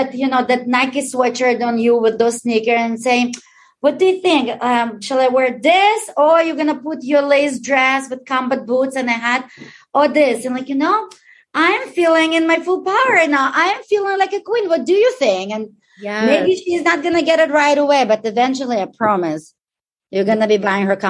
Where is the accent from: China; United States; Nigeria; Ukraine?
Ukraine; I'm Ukrainian. I was born in Ukraine.